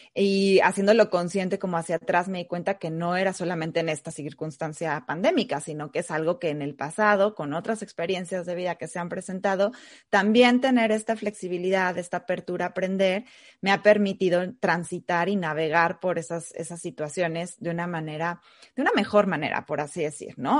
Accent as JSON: {"language": "Spanish", "country": "Mexico", "also_born_or_lived": "Argentina", "moved": "yes", "lives_now": "United States", "said": "Soy mexicana, vivo actualmente en Estados Unidos y anteriormente viví también en Argentina"}